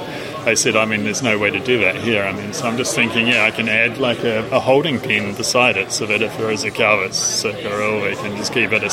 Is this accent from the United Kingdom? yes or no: no; Southland, New Zealand; I come from Southland, the Southland Plains